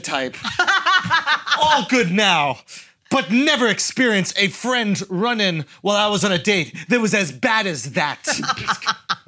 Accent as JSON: {"language": "English", "country": "United States", "said": "as an American"}